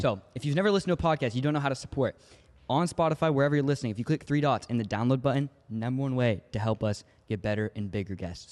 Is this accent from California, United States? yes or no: yes; Los Angeles, California, United States; now in Northern California, United States; I was born out here in L A, and since I moved up to Northern California